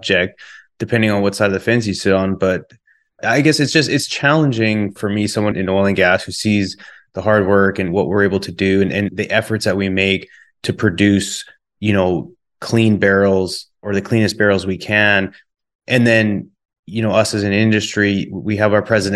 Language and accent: English; Calgary, Alberta, Canada